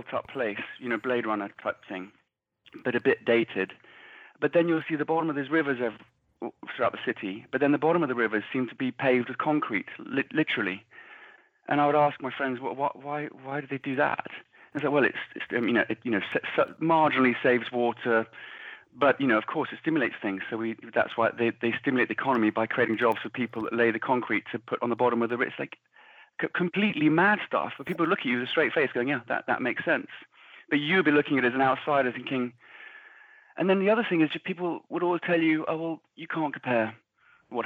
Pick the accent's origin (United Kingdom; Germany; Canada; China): United Kingdom; England; now in Ireland; I'm living here where it looks, I'm English, obviously, but it looks very much like England.